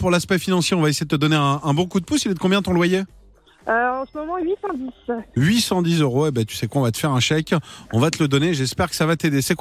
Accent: Caen, Normandy, France; Bah de Caen. De Caen, dans le Calvados.

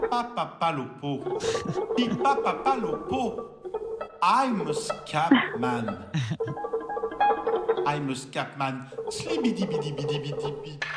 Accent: near Bordeaux, Nouvelle-Aquitaine, France; Tu viens d'où euh, ne sais pas à côté de Bordeaux.

